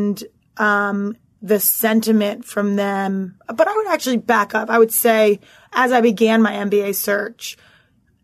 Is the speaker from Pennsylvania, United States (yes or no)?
yes; Philadelphia, Pennsylvania, United States; moved away as an adult; also born or lived in New York City; born and raised in Philadelphia